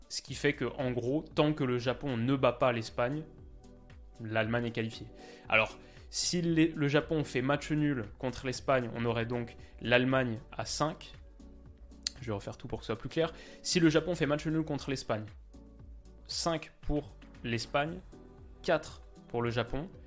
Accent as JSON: {"language": "French", "country": "Canada", "said": "Là, je crois qu'on a vu deux choses quand on est canadien."}